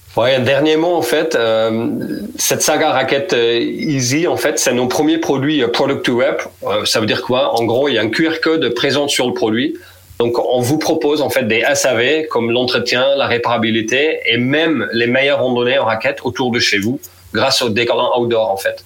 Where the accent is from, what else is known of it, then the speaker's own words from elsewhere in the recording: Netherlands; French is a second language; moved away as an adult; je suis néerlandais